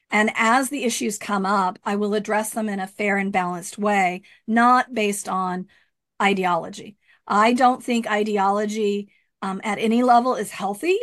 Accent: Rio Grande Valley, Texas, United States; moved away as an adult; also born or lived in Austin, Texas / Goleta, California; now in Lompoc, United States; I'm from the Rio Grande Valley

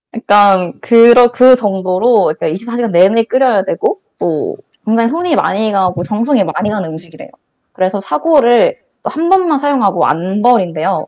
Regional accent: Changwon, South Gyeongsang, South Korea; moved away; 저는 본가가 창원이라서 부산에 가깝잖아요.

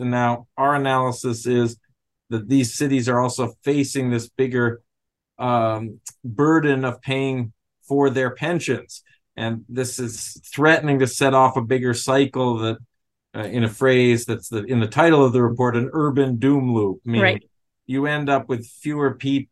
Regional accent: New York City, New York, United States; I'm from New York City

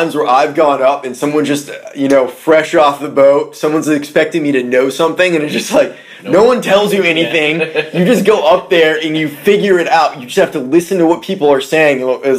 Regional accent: Maine, United States; also born or lived in Colorado; now in Nashville, United States; That's where I'm from. From Maine.

